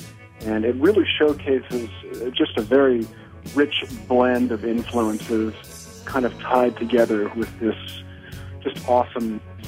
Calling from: Chicago, Illinois, United States; I'm calling from Chicago, Illinois.

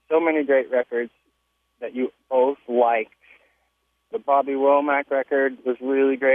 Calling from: Portland, Oregon, United States; I'm calling from Portland

